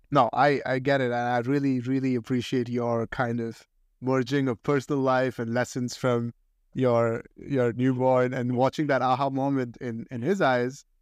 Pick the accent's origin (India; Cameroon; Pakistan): India; moved away as an adult; now in United States; I grew up in India and I went to high school in India